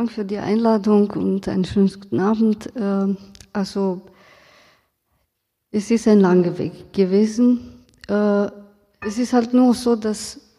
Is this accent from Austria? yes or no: no; Romania; now in Germany; Ich bin aus Rumänien, in Rumänien aufgewachsen und ähm, damals ähm, haben wir über die Geschichte nicht so viel gelernt. Ähm, als Romni in Rumänien, meine Familie wurde nicht so betroffen.